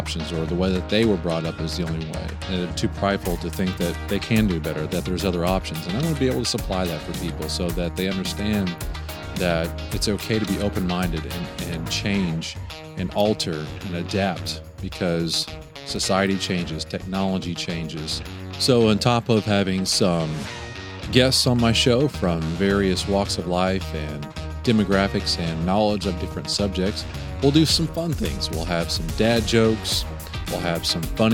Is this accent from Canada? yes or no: no; Knoxville, Tennessee, United States; now in Oklahoma City, United States; I'm originally from Knoxville, Tennessee, and still a very proud Tennessean, but I live in Oklahoma City